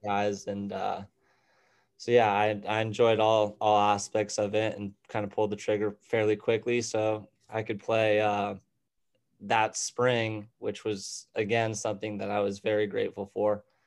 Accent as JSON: {"language": "English", "town": "Tucson", "region": "Arizona", "country": "United States", "moved": "as an adult", "lives_now": "Scottsdale, United States", "said": "originally I'm from Tucson, Arizona. Um, right now I'm living up in Scottsdale"}